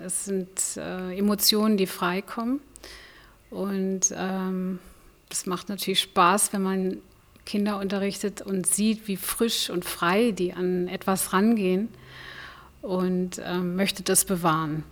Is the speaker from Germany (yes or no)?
yes; Berlin, Germany; moved away as an adult; also born or lived in Switzerland / Namibia / Cape Town / Mpumalanga; now in Omaruru, Namibia; Geboren bin ich in Berlin